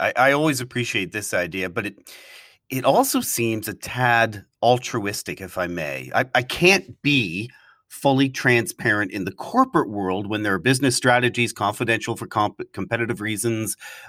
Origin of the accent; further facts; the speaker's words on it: Toronto, Ontario, Canada; And you're joining us today from the city I grew up in Toronto.